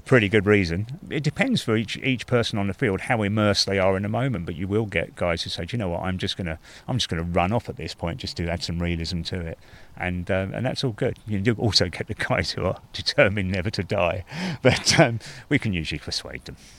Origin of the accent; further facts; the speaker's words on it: England, United Kingdom; as an Englishman.